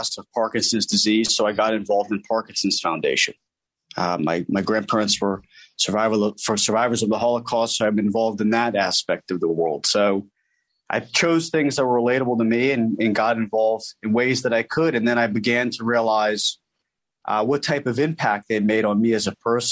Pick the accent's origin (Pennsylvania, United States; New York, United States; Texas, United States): Pennsylvania, United States; Newtown Square; originally from Newtown Square, Pennsylvania